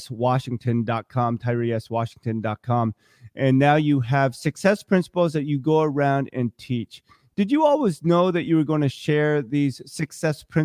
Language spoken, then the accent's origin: English; Vermont, United States; growing up in Vermont